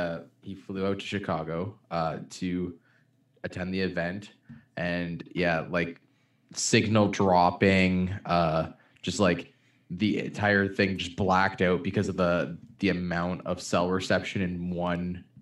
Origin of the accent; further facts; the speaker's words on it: Ontario, Canada; Where I grew up in Ontario